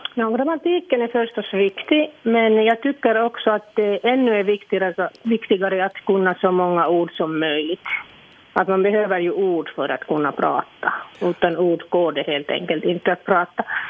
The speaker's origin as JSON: {"language": "Swedish", "town": "Iisalmi", "region": "North Savo", "country": "Finland", "first_language": "Finnish", "second_language": "Swedish", "moved": "yes", "lives_now": "Sotkamo, Finland", "said": "jag är ju från Savolax, en liten stad som heter Idensalmi eller Isalmi på finska."}